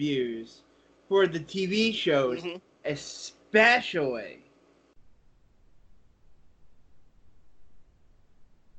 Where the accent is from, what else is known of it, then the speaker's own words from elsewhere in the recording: Pennsylvania, United States; we're both from Pennsylvania